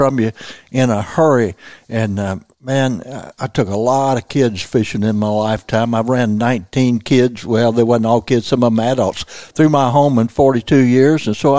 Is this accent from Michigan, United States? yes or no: no; Missouri Bootheel, United States; I was raised in the Missouri Boot Hill